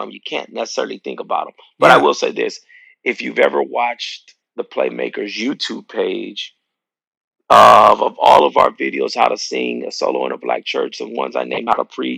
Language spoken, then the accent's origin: English; El Paso, Texas, United States; we grew up in El Paso, Texas, my home church, Bethlehem Temple